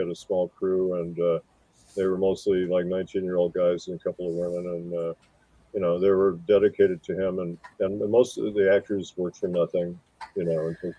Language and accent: English; Wisconsin, United States; moved away as an adult; I came from Wisconsin